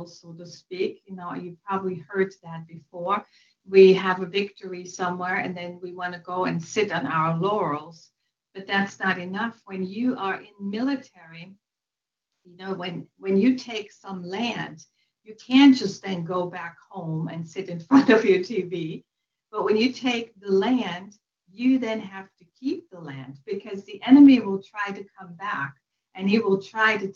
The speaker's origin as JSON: {"language": "English", "region": "western Germany", "country": "Germany", "tie": "born or raised there", "moved": "yes", "said": "I was born and raised in Western Germany"}